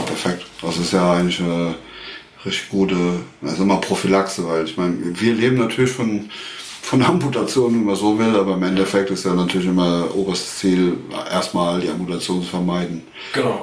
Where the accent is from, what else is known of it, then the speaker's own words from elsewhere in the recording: Westerwald, Germany; Ich bin aus dem Westerwald